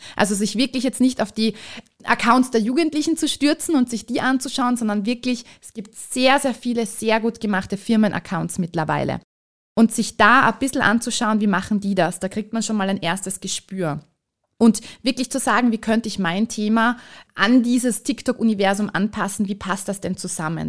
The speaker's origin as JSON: {"language": "German", "region": "Vienna", "country": "Austria", "moved": "as an adult", "lives_now": "Carinthia, Austria", "said": "ich bin Wahlkärntnerin, ich bin ursprünglich Wienerin"}